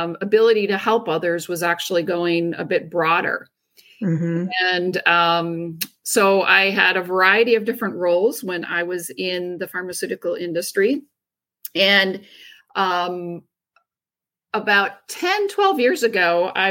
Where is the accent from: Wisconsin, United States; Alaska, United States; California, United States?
Wisconsin, United States; Driftless area, Western; I grew up in Western Wisconsin in the Driftless area, in a very small community of about 200 people